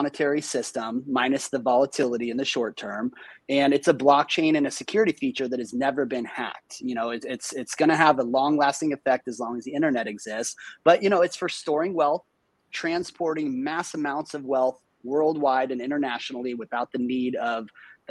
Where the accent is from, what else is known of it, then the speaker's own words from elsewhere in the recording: Nebraska, United States; I'm from Nebraska